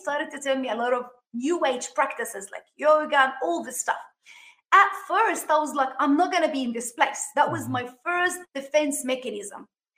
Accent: Sydney, New South Wales, Australia; moved away as an adult; now in Miami, United States; I live in Miami, Florida. We came from Sydney, Australia. After living there for like 32 years, God called us to come to the States.

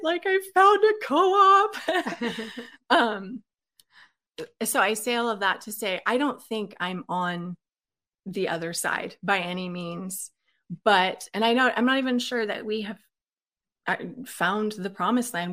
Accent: Oregon, United States; moved away as an adult; I was born and raised in Oregon.

